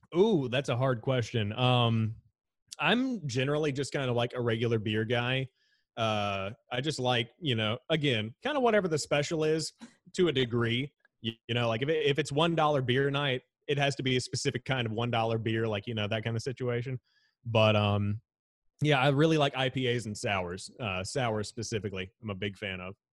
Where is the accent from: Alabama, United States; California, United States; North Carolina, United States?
North Carolina, United States; Charlotte; how I was raised around Charlotte